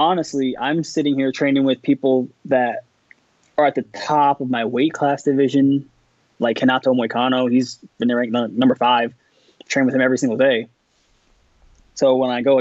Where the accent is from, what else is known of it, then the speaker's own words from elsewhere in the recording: upstate New York, United States; moved away; 2 hours away up upstate where I'm from